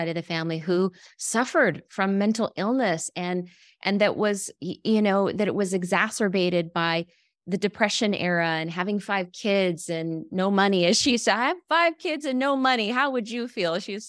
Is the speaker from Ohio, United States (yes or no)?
no; Wyoming, United States; where I grew up in Wyoming, in the middle of nowhere, right?